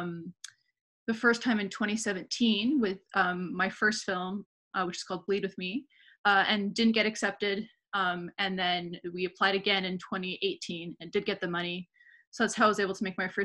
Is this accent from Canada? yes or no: yes; Vancouver, British Columbia, Canada; moved away as an adult; now in Montreal, Canada; I'm originally from Vancouver. I moved to Montreal like 8 years ago